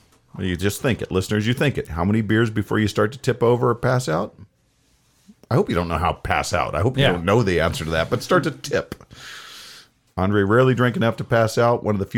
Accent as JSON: {"language": "English", "country": "United States", "said": "because I'm an American."}